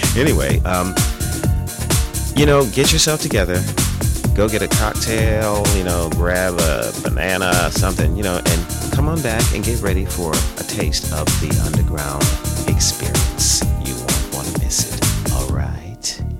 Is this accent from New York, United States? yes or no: yes; New York City, New York, United States; I'm from Fort Greene. You know, I was on the other side of the park, you know, with Avenue Kings and Queens.